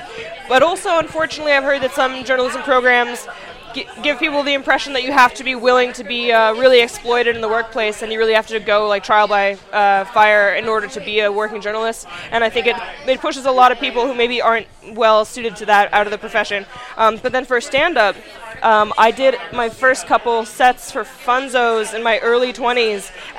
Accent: East Coast, United States; she's from the West Coast, I'm from the East Coast

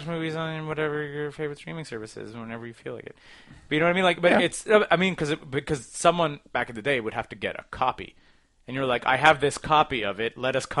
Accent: Toronto, Ontario, Canada; I'm just from Toronto.

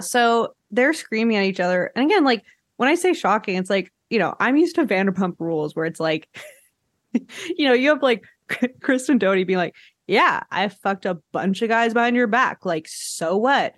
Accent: Quebec, Canada; I'm from Quebec

